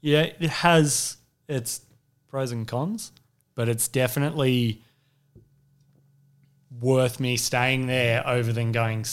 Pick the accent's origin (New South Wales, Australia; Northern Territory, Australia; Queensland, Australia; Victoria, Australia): New South Wales, Australia; Sydney; moved away; I grew up in Sydney's Northern Beaches, which was a real hotbed for surfing and surfboard manufacturing.